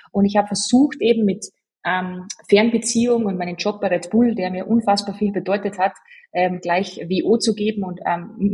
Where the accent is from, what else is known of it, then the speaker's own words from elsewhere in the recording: Salzburg, Austria; accent: Salzburg dialect; Ich bemühe mich, schön zu sprechen. Ähm, ich bin ja Salzburgerin und habe dann auch dementsprechend ein bisschen ein Dilekt